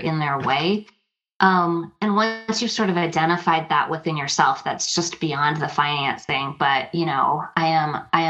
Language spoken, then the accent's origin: English; Minnesota, United States; my home state here, the great